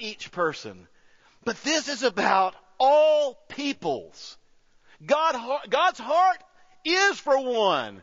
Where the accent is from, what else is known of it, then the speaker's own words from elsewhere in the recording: United States; I'm an American.